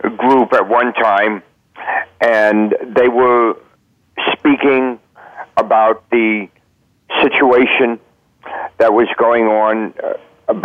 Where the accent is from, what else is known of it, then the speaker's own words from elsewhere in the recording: Miami, Florida, United States; I was born here in Miami. Went to kindergarten school down here and went to elementary and went to a little bit of junior high